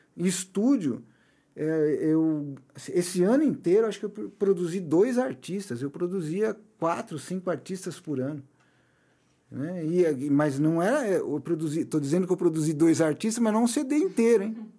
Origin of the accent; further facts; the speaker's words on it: Brazil; nós brasileiros